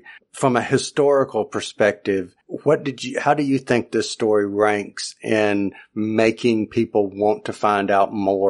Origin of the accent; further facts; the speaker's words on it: the South, United States; just remember that we're from the South, most of us on here tonight, and we just speak Southern here, I just declare.